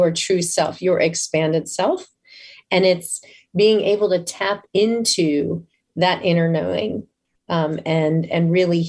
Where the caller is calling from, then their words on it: Tampa, Florida, United States; I am in Tampa, Florida.